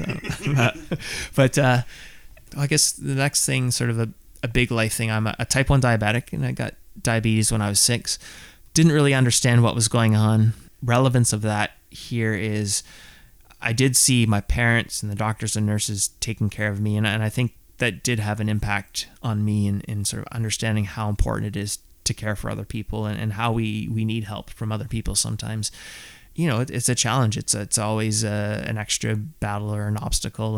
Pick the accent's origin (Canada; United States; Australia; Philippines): Canada; Southern Ontario; I grew up in Southern Ontario